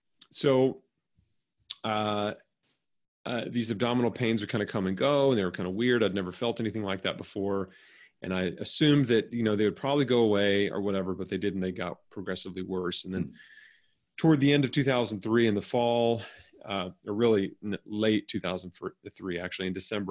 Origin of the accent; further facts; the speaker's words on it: Memphis, Tennessee, United States; I was born and raised in Memphis, Tennessee